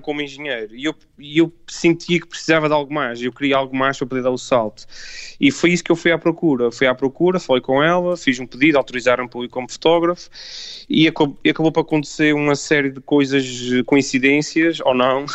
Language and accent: Portuguese; Azores, Portugal; eu sendo açoriano